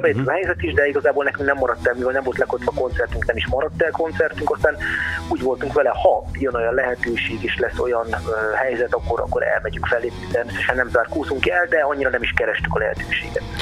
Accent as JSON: {"language": "Hungarian", "town": "Eger", "region": "Heves", "country": "Hungary", "tie": "born or raised there", "said": "nekem egriként"}